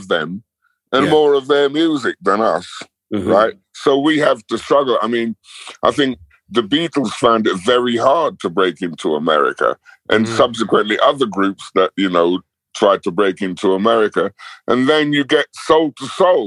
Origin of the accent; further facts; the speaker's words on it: London, United Kingdom; I grew up in Battersea